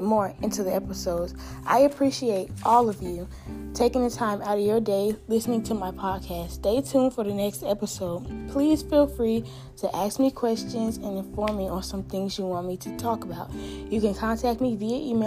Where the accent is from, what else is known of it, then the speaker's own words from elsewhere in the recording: Augusta, Georgia, United States; also born or lived in New York City, New York, United States; I am from New York City. I moved to Augusta in third grade. I go to Butler High School, and as of right now, I am a junior